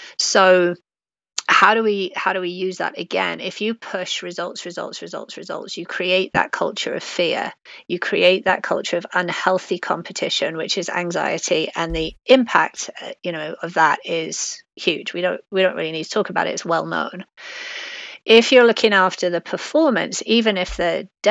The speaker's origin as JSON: {"language": "English", "region": "England", "country": "United Kingdom", "tie": "born or raised there", "accent": "British", "moved": "yes", "said": "I grew up in England"}